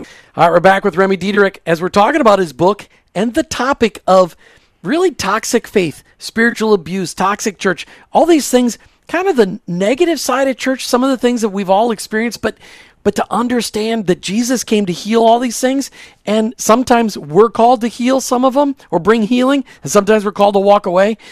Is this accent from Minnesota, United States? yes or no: yes; Burnsville, Minnesota, United States; I grew up in Burnsville